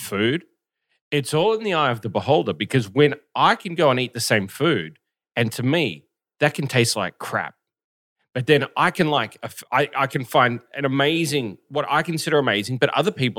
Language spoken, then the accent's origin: English; Australia; now in South Korea; From Australia.